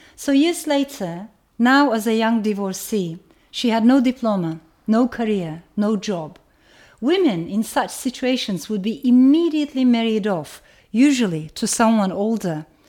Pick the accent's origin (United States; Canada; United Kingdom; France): France; Strasbourg, Grand Est; I was born in France. Our first house in Strasbourg was a flat in a tower block